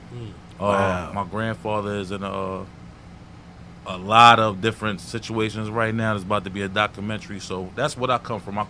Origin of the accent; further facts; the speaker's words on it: New York City, New York, United States; I'm from St. Albans, New York, Jamaica, yes. Queens, St. Albans section.